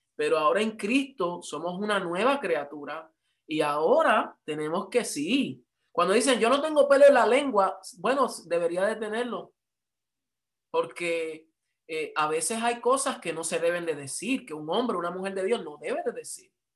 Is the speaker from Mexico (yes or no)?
no; Puerto Rico; yo soy puertorriqueño